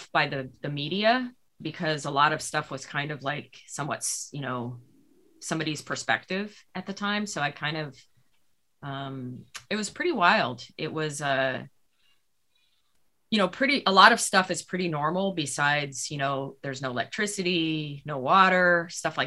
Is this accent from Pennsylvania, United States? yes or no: no; New Mexico, United States; moved away; also born or lived in California / San Diego; I grew up in New Mexico, never finished high school